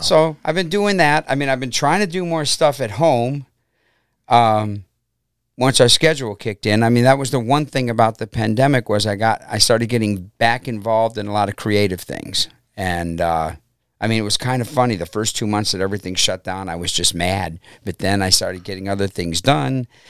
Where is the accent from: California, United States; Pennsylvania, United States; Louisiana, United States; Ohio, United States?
Ohio, United States; Brook Park; also born or lived in Cleveland / Middleburg Heights; I basically grew up in Brook Park, and I'm back living in Brook Park now